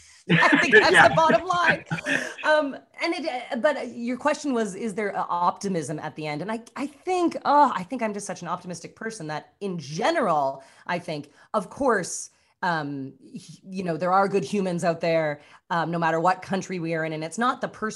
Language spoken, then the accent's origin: English; Canada; moved away as an adult; now in Los Angeles, United States; being Canadian